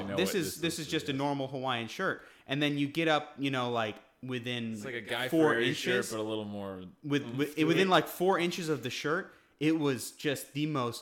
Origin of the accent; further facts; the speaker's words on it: Guam; moved away; we grew up on Guam.